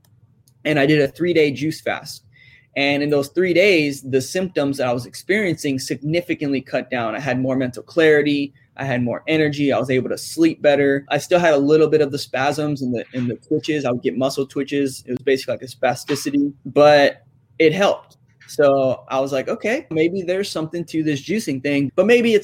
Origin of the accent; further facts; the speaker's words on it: San Antonio, Texas, United States; I grew up here in Texas in San Antonio, where it's basically a staple in our diet and our culture here